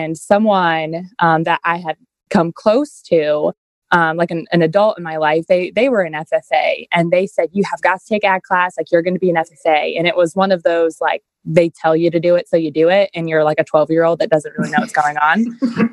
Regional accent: Shenandoah County, Virginia, United States; I was born and raised in Shenandoah County. Like, I've always been here

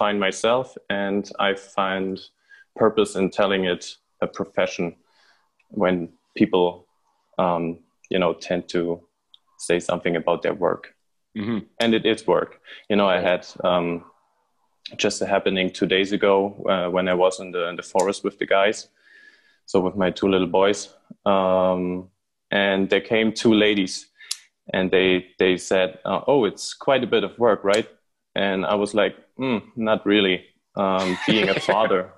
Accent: Rudolstadt, Thuringia, Germany; I'm from Germany, Rudolstadt, just a small city in the very center of Germany.

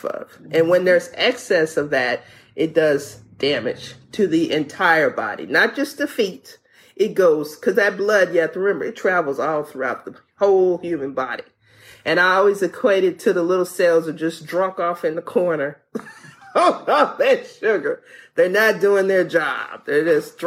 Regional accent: Louisiana, United States; moved away; I'm from Louisiana

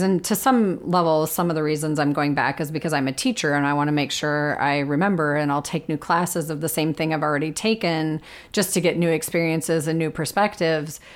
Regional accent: Minnesota, United States; I am a Minnesotan who loves winter

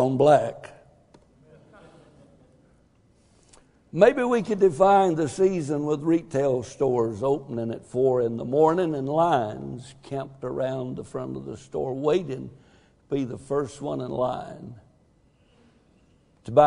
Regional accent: Texas, United States; I'm a Texan

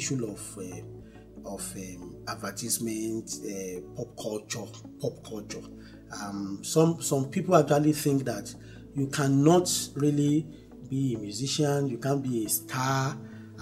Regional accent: Niger Delta, Nigeria; I come from the Niger Delta by origin

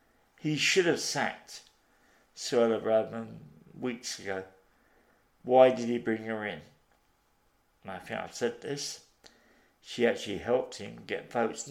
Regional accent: Liverpool, North West England, United Kingdom; I come from Liverpool.

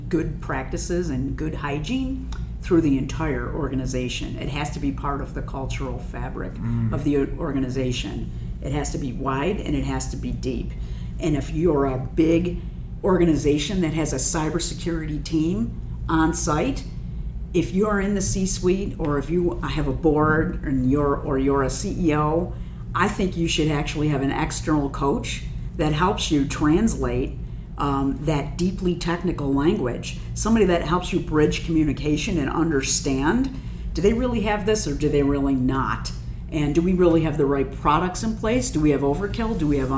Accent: Buffalo, New York, United States; So here I am in my hometown of Buffalo.

